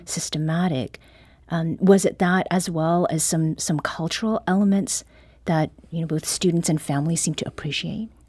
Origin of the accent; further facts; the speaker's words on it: Canada; first language Korean; English is a second language; now in St. Louis, United States; I was born in Canada, I spoke only Korean when I entered